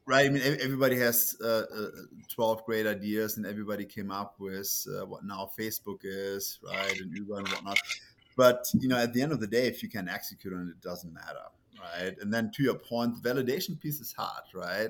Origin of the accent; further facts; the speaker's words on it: Germany; English is a second language; moved away as an adult; also born or lived in Munich; now in United States; it's Germany, right? So, that's where I grew up